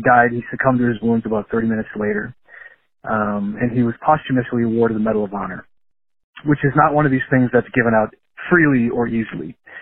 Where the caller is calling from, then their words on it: Wisconsin, United States; I'm calling from Wisconsin.